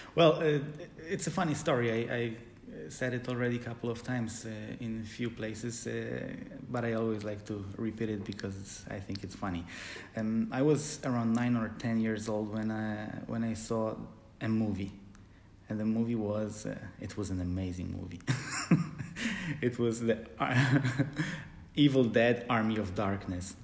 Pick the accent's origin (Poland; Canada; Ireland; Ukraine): Poland; moved away as an adult; also born or lived in Supraśl, Poland / Gdańsk, Poland; now in Germany; I come from Poland, uh, but I live in Germany